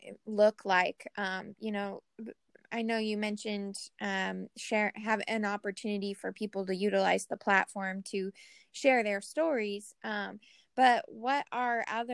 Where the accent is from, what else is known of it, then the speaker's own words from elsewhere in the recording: Seattle, Washington, United States; I'm from Seattle